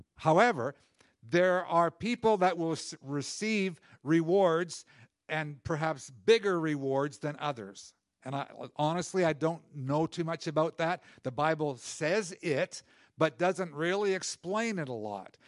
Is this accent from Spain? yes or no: no; Canada; as Canadian citizens, we participate in the culture and, and, uh, you know, i, in the direction of our country